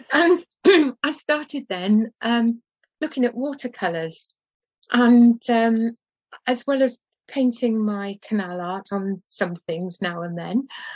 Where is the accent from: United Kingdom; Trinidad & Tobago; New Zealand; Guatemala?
United Kingdom; Cardiff, Wales; my hometown in Cardiff